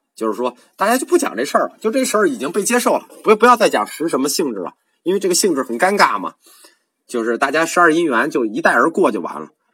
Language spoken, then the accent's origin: Chinese; China; 我们中国人